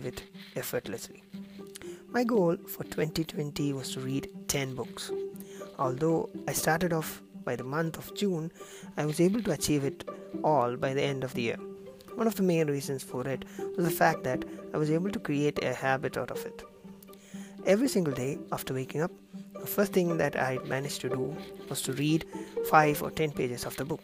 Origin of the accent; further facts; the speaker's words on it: Kerala, India; I am from Kerala